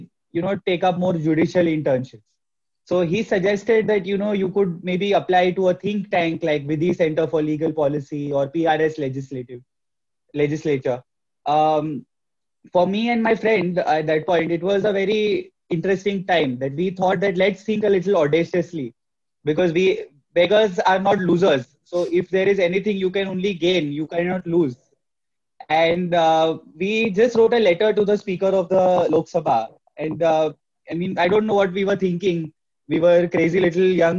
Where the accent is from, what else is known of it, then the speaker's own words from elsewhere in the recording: Mumbai, Maharashtra, India; I'm from Mumbai